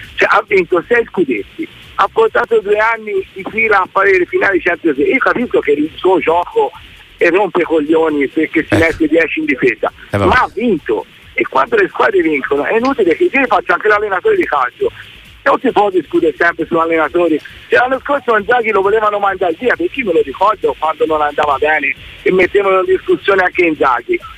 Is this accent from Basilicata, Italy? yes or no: no; Livorno, Tuscany, Italy; now in Florence, Italy; io sono livornese, sto a Firenze